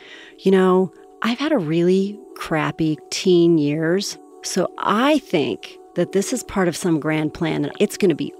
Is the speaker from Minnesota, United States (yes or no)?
no; Rumson, New Jersey, United States; born there; Well, I was born in Rumson, New Jersey, but I moved around a lot. My dad was in the Navy.